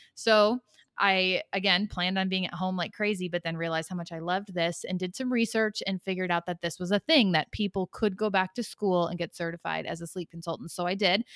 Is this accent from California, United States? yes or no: no; Chicago, Illinois, United States; moved away as an adult; now in Knoxville, United States; originally from the Chicagoland area, but my husband and I and our family relocated to Knoxville, Tennessee about a year and a half ago